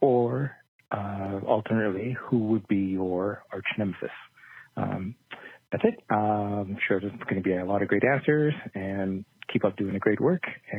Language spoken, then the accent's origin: English; central Canada, Canada; I'm calling from the Great White North of Central Canada. Yeah, another Canadian.